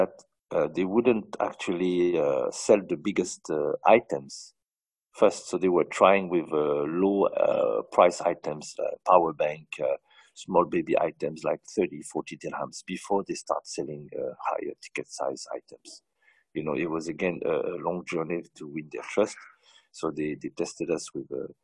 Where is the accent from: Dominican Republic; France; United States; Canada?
France; moved away as an adult; now in United Arab Emirates; I grew up in France from a family of 13